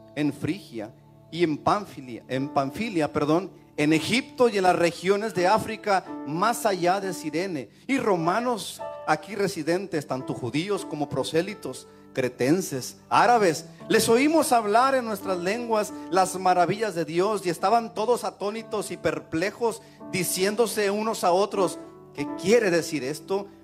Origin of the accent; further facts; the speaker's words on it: Mexico; now in United States; nosotros como mexicanos